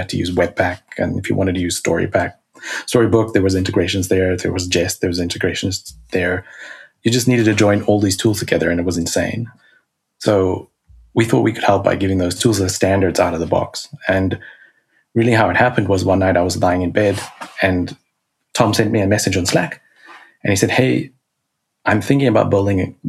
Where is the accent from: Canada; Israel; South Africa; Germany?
South Africa; I was born in South Africa.